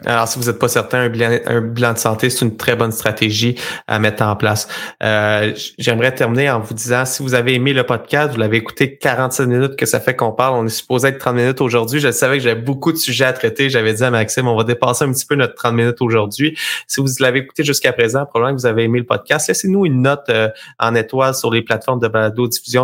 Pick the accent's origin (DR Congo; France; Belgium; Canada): Canada; Sherbrooke, Quebec; je viens de la région de Sherbrooke